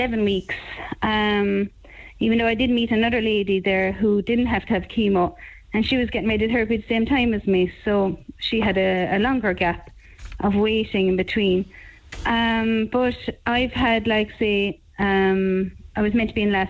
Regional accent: Limerick, Munster, Ireland; also born or lived in Mallow; I'm from Limerick

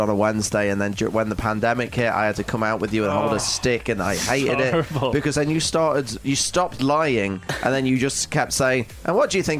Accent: Rohini, Delhi, India; from Rohini, and I work in telesales.

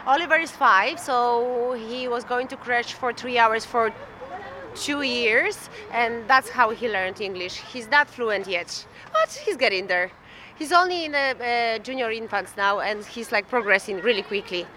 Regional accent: Ireland; I moved to Ireland when I was one years old

